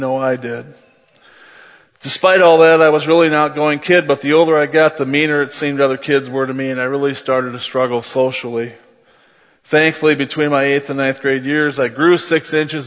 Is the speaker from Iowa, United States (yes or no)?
yes; Cresco, Iowa, United States; moved away as an adult; also born or lived in Mason City, Iowa / Milwaukee / Atlanta / Cleveland, Ohio; I was born on September 16, 1966 in Mason City, Iowa